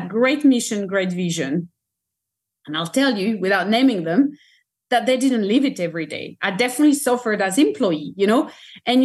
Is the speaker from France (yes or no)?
yes; France; I'm French, I come from France